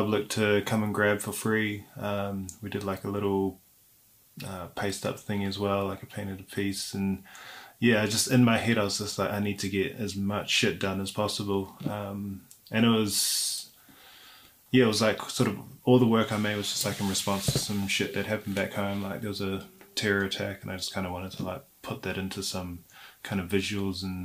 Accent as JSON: {"language": "English", "country": "New Zealand", "moved": "as an adult", "lives_now": "London, United Kingdom", "said": "I'm from New Zealand, and I've been based in London for about a year now."}